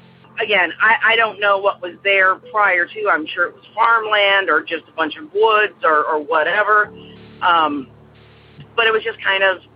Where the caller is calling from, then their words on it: Aurora, Illinois, United States; I'm calling from Aurora, Illinois